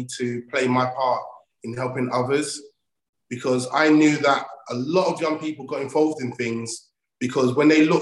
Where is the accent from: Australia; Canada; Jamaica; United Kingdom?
United Kingdom; London; also born or lived in Old Kent Road, London; I'm from Southeast London. I grew up off the Oakent Road. My mum got married and moved to another area, and I grew up in Lewisham